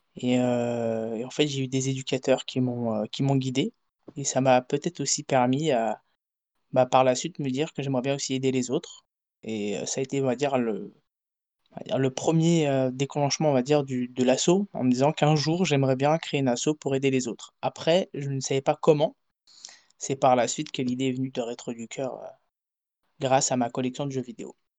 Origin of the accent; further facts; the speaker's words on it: France; moved away; also born or lived in Portugal; j'ai grandi en France, je suis parti vivre à l'étranger, au Portugal.